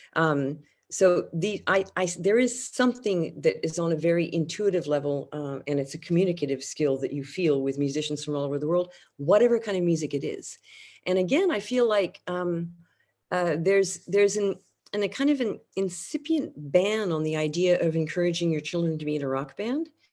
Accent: France; moved away; my experience of growing up in France

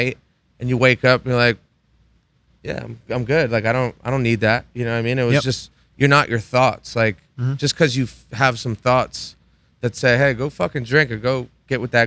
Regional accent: Rhode Island, United States; moved away; also born or lived in North Carolina; I came from Rhode Island.

